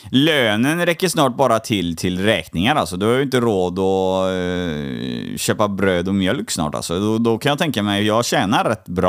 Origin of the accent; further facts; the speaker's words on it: Poland; jag är ju polack också.